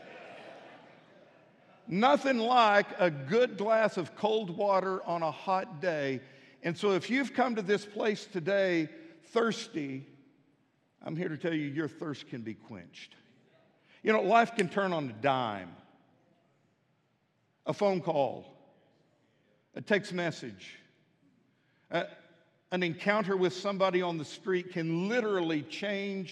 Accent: Midland, Texas, United States; now in Fort Smith, United States; I grew up in Midland, Texas, out in the country

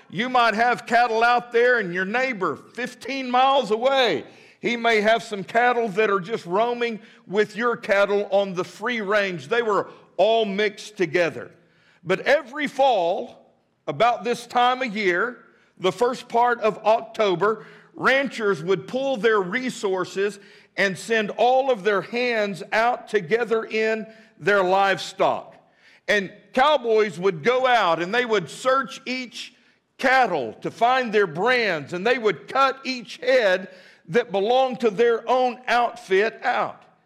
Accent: Midland, Texas, United States; now in Fort Smith, United States; I grew up in Midland, Texas, always wanted to be a cowboy

